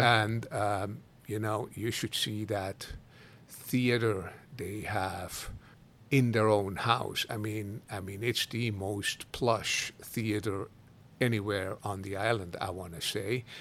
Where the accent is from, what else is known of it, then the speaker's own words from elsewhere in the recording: Switzerland; moved away as an adult; also born or lived in Italy; now in Kona, United States; I go often back to Switzerland to visit my dad and my brother, my sister